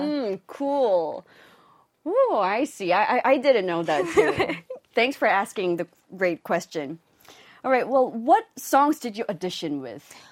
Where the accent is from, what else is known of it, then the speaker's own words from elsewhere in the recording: Hong Kong; moved away; I grew up in Hong Kong.